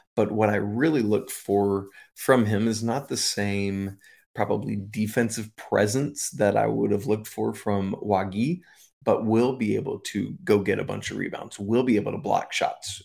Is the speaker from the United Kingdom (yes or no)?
yes; England, United Kingdom; moved away; I was born in England